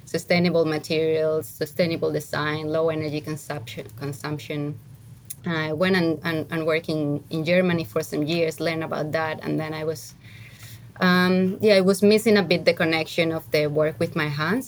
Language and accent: English; Spain; now in Australia; I come from Spain